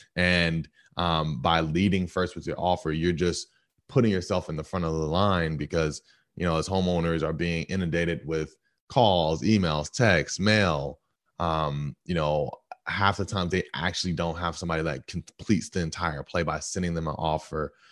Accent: Stone Mountain, Georgia, United States; I'm from Stone Mountain, uh, Georgia

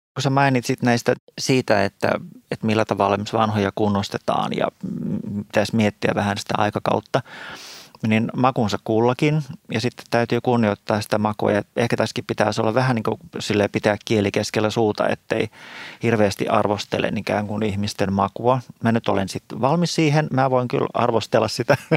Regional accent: Espoo, Uusimaa, Finland; moved away as an adult; now in Helsinki, Finland; mä oon tämmöinen syntyperäinen espoolainen

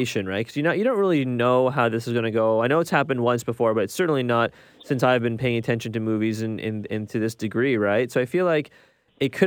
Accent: Ontario, Canada; I'm from Ontario

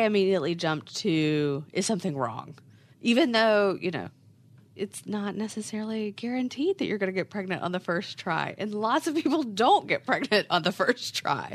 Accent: West Virginia, United States; now in Charlotte, United States; I am originally from West Virginia, but have lived in Charlotte forever at this point

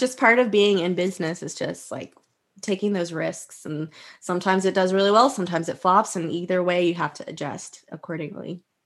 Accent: Texas, United States; also born or lived in Houston / Austin; I am from Texas

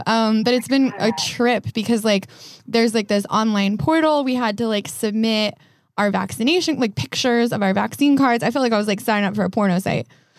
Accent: outside of Denver, Colorado, United States; moved away as an adult; now in Los Angeles, United States; I grew up outside of Denver and it's very much the same thing where it's like really, really gentrified.

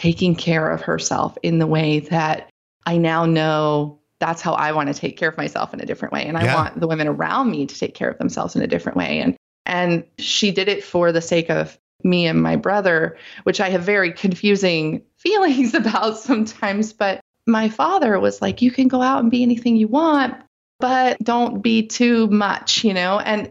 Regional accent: rural North Carolina, United States; I grew up in the Deep South in rural North Carolina

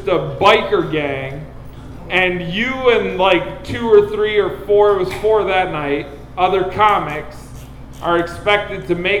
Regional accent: Detroit, Michigan, United States; Maybe it's because I'm from Detroit.

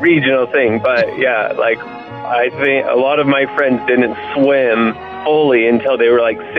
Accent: Utah, United States; I grew up in Utah

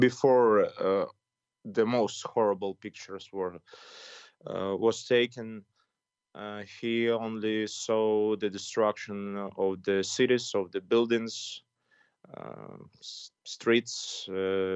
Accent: Putyvl, Sumy Oblast, Ukraine; English is a second language; now in Kyiv, Ukraine; my hometown. It's called Putivl. It's near the Russian border

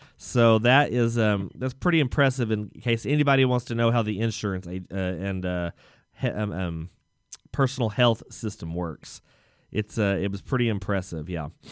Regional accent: Texas, United States; as a Texan

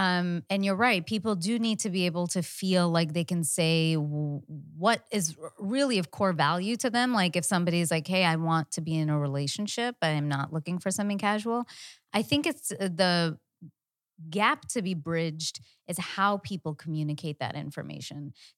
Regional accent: India; I'm Indian. I love math.

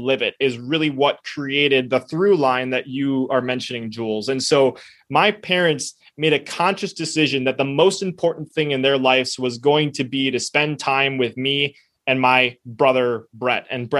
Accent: United States; first language Spanish; I spoke Spanish before I spoke English, even though I was born in the United States

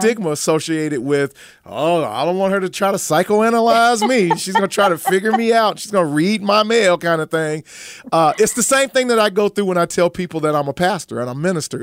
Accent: Chicago, Illinois, United States; I came from the South Side of Chicago

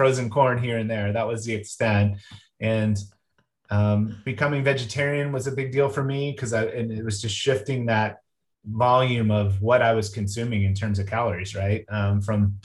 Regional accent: Southern New Jersey, United States; I was raised in Southern New Jersey

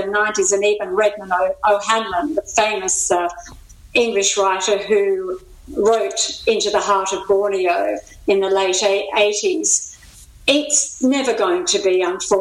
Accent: Tasmania, Australia; I'm from Tassie. I'm an islander

